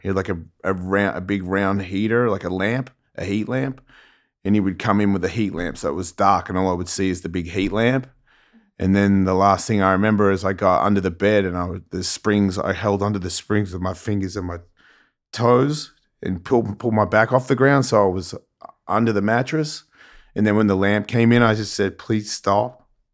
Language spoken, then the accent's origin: English; Melbourne, Victoria, Australia; Melbourne, Australia is where I grew up